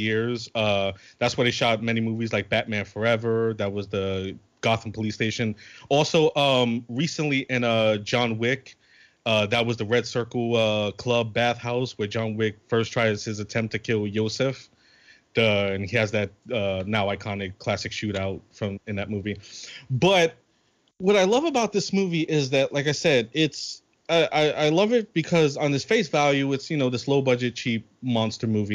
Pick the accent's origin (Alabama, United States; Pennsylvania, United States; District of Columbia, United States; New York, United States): New York, United States; New York City; I'm from New York